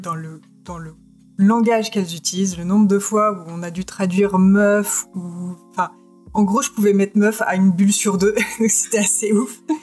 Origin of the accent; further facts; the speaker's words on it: France; chez nous en France